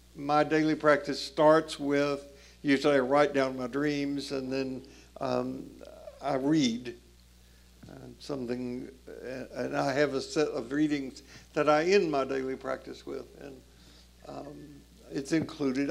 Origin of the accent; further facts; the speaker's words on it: Tennessee, United States; I grew up in Jim Crow South, Tennessee